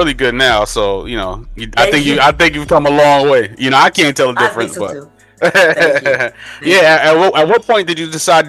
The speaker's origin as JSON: {"language": "English", "town": "New York City", "region": "New York", "country": "United States", "tie": "born or raised there", "said": "And now growing up in New York City, like, you know, 80s, 90s babies, that's what we are. And, you know, that time period was beautiful in New York."}